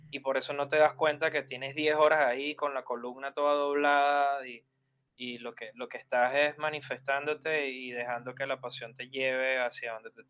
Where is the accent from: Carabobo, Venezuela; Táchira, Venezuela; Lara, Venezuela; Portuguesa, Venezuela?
Lara, Venezuela; Barquisimeto; yo tenía que ir de mi ciudad en Barquisimeto, a ocho horas en Caracas para conectar con el graffiti de Caracas